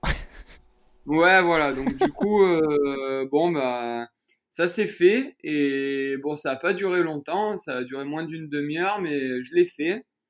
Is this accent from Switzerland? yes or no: no; Châteauneuf-de-Gadagne, Provence-Alpes-Côte d'Azur, France; moved away as an adult; also born or lived in Cavaillon, France; now in Écully, France; je suis né à Cavaillon, donc euh, dans le Vaucluse.